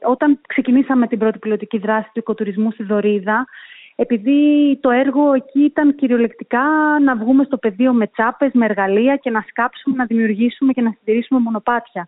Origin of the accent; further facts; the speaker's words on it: Greece; moved away as an adult; also born or lived in London, United Kingdom / Brussels, Belgium / Athens, Greece; now in United Arab Emirates; Εγώ είμαι προϊόν της γενιάς του Brain Drain στην Ελλάδα